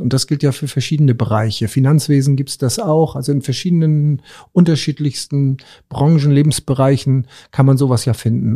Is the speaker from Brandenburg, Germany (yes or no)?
no; Rendsburg, Schleswig-Holstein, Germany; meinen Heimatort Rendsburg